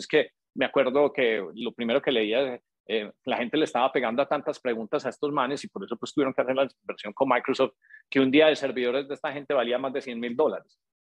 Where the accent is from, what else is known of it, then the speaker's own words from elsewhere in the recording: Colombia; now in United States; nosotros somos colombianos y llega uno a Estados Unidos